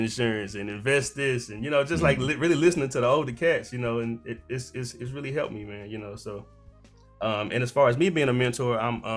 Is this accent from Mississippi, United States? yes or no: yes; Jackson, Mississippi, United States; moved away; growing up in Jackson, Mississippi